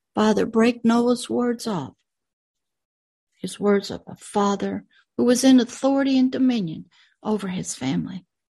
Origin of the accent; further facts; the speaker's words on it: United States; My dirt body came out of America. The world that my dirt body lives in is in America.